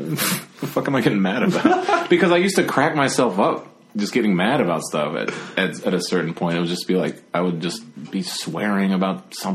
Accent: Virginia, United States; growing up in Virginia, like you have a lot of history just around

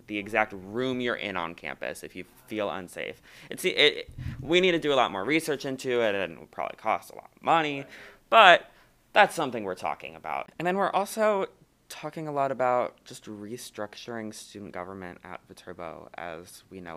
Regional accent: Ohio, United States; moved away as an adult; now in La Crosse, United States; I'm from Ohio, so I'm from pretty far away

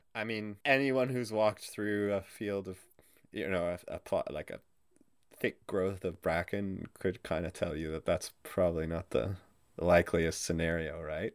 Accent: Canada; as a Canadian

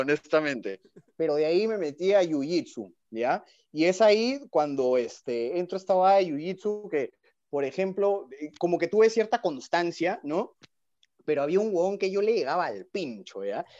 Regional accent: Peru; como buen, buen peruano

